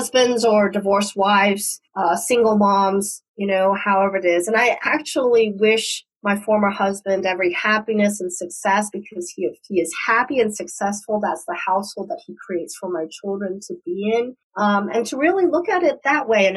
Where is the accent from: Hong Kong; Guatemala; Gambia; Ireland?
Hong Kong; now in United States; I was born in the United States and went back to Hong Kong when I was 5 and grew up in Hong Kong while it was a British colony.